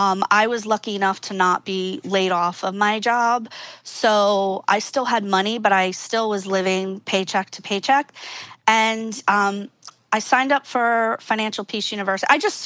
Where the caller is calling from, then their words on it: Philadelphia, Pennsylvania, United States; Good old Philadelphia, Pennsylvania.